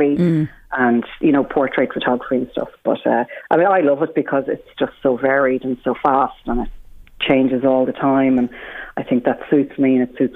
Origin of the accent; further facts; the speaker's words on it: Ireland; being Irish